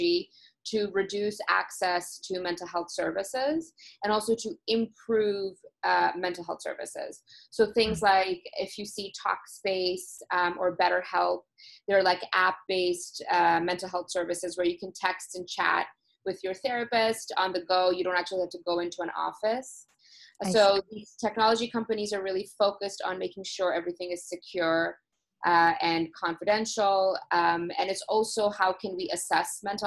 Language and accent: English; Toronto, Ontario, Canada; I'm originally from Toronto